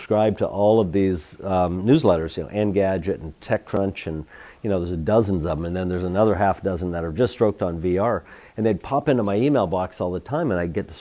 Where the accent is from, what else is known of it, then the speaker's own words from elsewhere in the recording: Seattle, Washington, United States; I grew up in Seattle